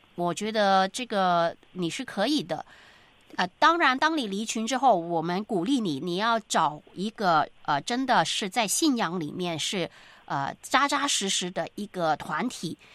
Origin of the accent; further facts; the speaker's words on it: China; 对于我们中国人来说，这个礼拜很，呃，这个忙碌